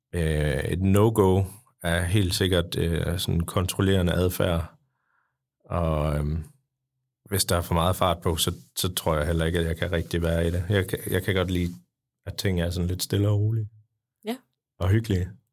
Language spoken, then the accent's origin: Danish; Jutland, Denmark; jeg er fra Jylland